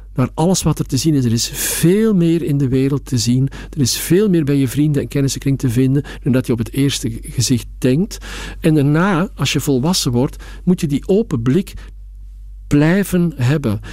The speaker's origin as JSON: {"language": "Dutch", "country": "Belgium", "moved": "yes", "lives_now": "Amsterdam, Netherlands", "said": "ik ben gewoon een echte Belg"}